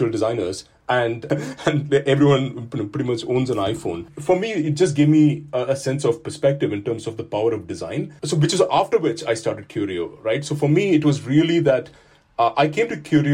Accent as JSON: {"language": "English", "country": "India", "tie": "born or raised there", "moved": "as an adult", "lives_now": "United Kingdom", "said": "my own background is very much that I grew up in India"}